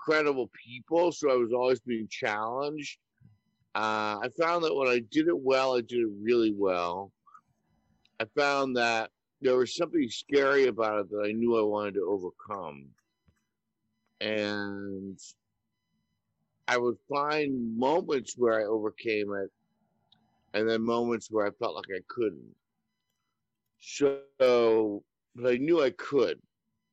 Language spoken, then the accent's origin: English; New York City, New York, United States; I was born and raised in New York City, in Manhattan.